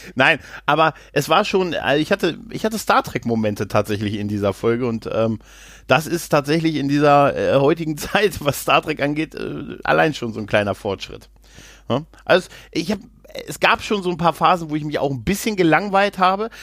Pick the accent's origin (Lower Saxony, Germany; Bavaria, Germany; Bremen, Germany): Lower Saxony, Germany; ich als, ähm, als Niedersachse